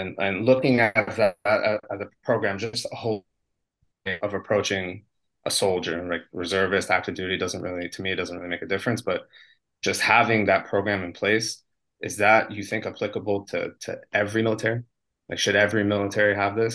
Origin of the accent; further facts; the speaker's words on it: United States; moved away as an adult; now in Israel; I'm an American